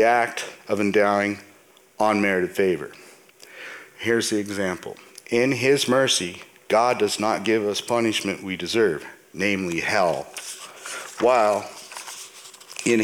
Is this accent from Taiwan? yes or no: no; Canada; I was born and raised in Canada. Canada is where I'm from, and so I consider Canada my home.